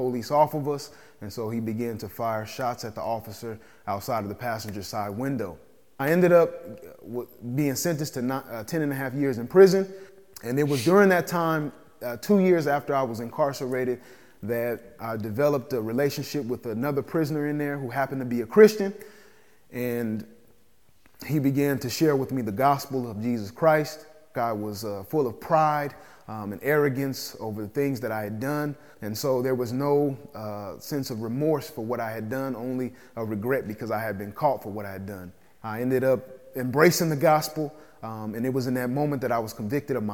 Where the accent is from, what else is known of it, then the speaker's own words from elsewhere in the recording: Phoenix, Arizona, United States; I grew up here in Phoenix, Arizona